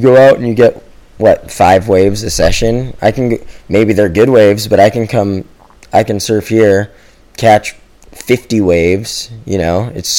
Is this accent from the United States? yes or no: yes; Hawaii, United States; Growing up in Hawaii, like, all the guys before us, that was the formula, you know?